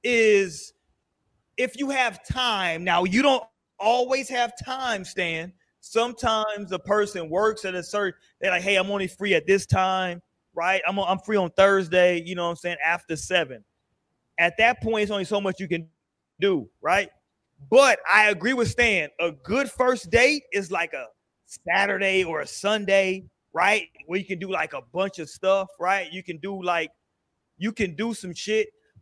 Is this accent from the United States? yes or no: yes; San Diego, California, United States; born there; I was born in San Diego, California. You know what I'm saying? It is a lot of mixed races out there in San Diego, though. But I'm a military baby.